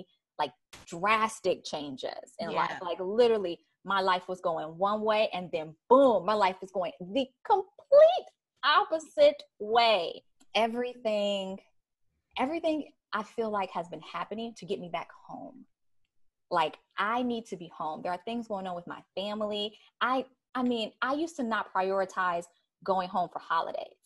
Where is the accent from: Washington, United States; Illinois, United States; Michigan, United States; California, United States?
Illinois, United States; Chicago; moved away; also born or lived in New York; I'm from Chicago